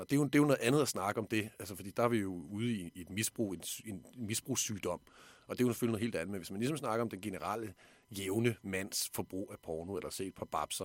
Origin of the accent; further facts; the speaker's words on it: Denmark; her hjemme i Danmark